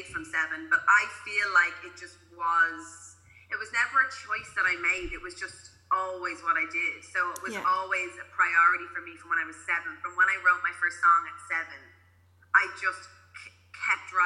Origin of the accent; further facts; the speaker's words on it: County Donegal, Ireland; I grew up in Donegal